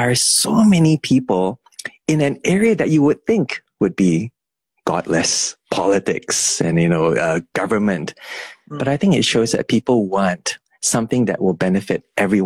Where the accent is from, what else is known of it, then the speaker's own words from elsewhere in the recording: Malaysia; moved away as an adult; now in Cambridge, United Kingdom; I am Malaysian